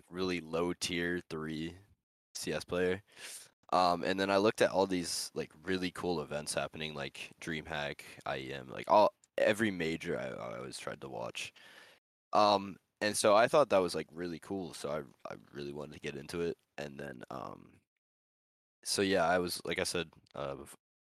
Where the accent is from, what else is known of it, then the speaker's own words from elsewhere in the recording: United States; I'm from America.